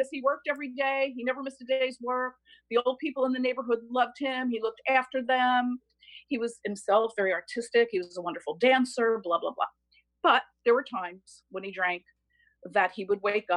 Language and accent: English; Bloomfield, New Jersey, United States; also born or lived in Newark, New Jersey; now in Keswick Ridge, Canada; I was born in Newark, New Jersey, grew up in Bloomfield, New Jersey to Italian immigrants.